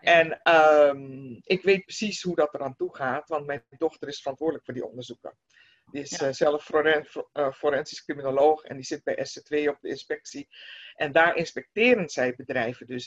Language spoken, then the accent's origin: Dutch; Netherlands; wij als Nederlanders